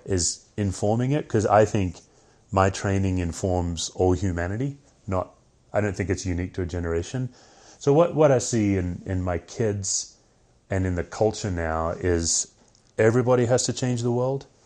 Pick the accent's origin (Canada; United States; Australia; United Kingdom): Australia; moved away; I'm Australian